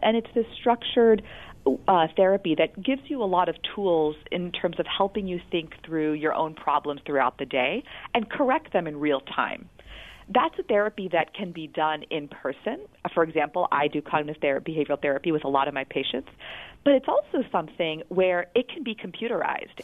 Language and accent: English; West Virginia, United States; I'm from West Virginia